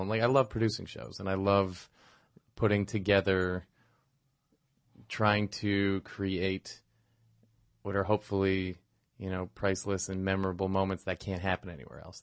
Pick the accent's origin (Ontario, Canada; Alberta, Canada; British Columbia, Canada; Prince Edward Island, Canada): Ontario, Canada; Toronto; moved away as an adult; also born or lived in Montreal; I grew up in Toronto.